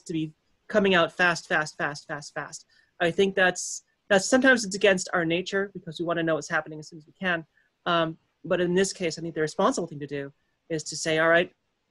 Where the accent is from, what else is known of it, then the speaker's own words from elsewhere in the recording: Connecticut, United States; we're from Connecticut